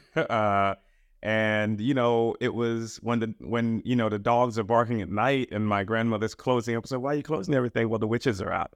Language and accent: English; Trinidad & Tobago; moved away; also born or lived in Queens, New York, United States; I was born in the United States. My parents are from the Caribbean, uh, from Trinidad, and I was sent back